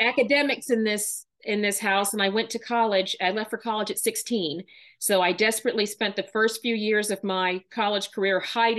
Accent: Texas, United States; born there; I am a daughter of two Air Force colonels. We moved a lot. I was born in Texas.

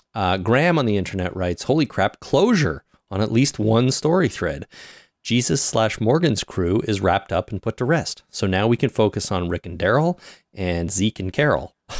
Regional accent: Canada; I'm Canadian, or at least I reside in Canada. And I am Canadian

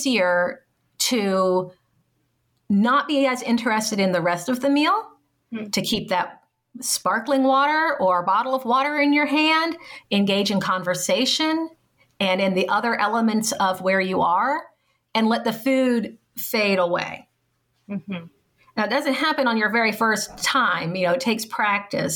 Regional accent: New Orleans, Louisiana, United States; I grew up in the New Orleans area

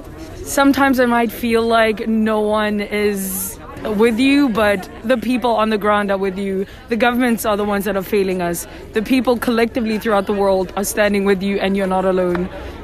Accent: South Africa; from South Africa as well.

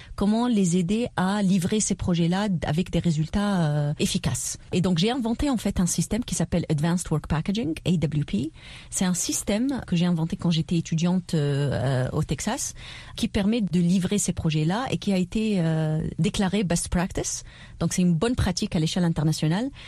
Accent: Tunisia; en tant que Tunisienne et candidate et chef de parti

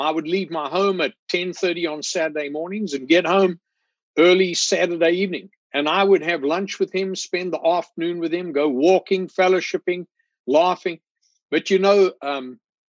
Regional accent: South Africa; moved away as an adult; now in Spartanburg, United States; I grew up in South Africa

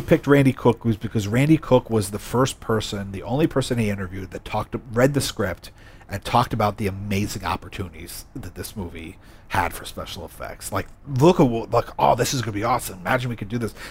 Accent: United States; me as an American

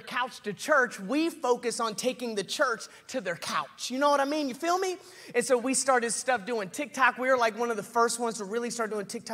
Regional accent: Nashville, Tennessee, United States; I'm from Nashville, Tennessee

